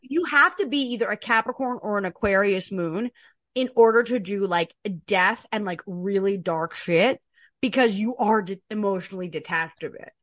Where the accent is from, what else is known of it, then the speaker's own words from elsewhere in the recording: Canada; I'm a Canadian